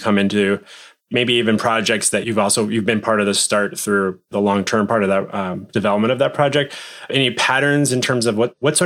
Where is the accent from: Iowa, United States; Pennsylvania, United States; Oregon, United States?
Oregon, United States; Portland; based in Portland, Oregon, my hometown